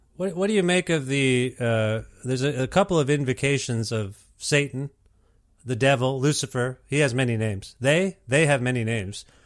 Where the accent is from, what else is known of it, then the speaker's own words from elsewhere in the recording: Canada; I'm first generation, uh, Canadian here